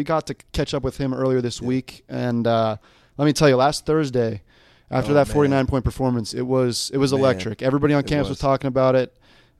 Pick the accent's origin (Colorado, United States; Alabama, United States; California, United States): Colorado, United States; Denver; though I grew up in the Denver area.